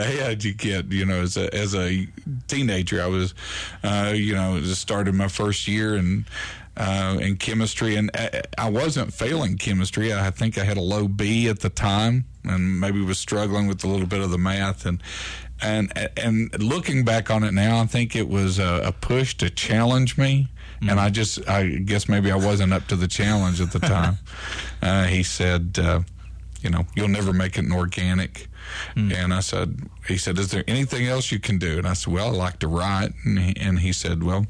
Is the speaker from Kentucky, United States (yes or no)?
yes; Corbin, Kentucky, United States; also born or lived in Williamsburg, Kentucky; North Corbin, South Laurel County, near American Greeting Card and Hopewell. That area is where I grew up